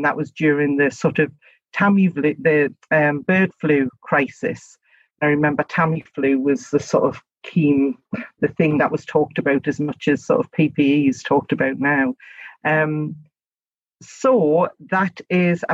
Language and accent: English; Gateshead, North East England, United Kingdom; accent: local accent (North East); I'm actually from Gateshead. My first seat was Gateshead East and Washington West. So I literally was the MP for my hometown